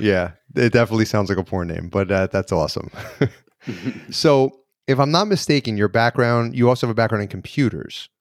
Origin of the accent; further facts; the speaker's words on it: the North, United States; now in New York, United States; I was born and raised in the North